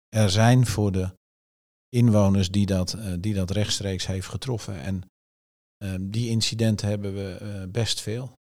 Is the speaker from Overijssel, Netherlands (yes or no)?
yes; Tubbergen, Overijssel, Netherlands; moved away; also born or lived in Apeldoorn; ik kwam natuurlijk uit Tubbergen, CDA, bolwerk